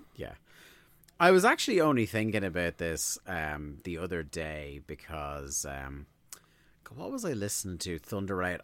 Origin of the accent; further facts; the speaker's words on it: Ireland; we're Irish.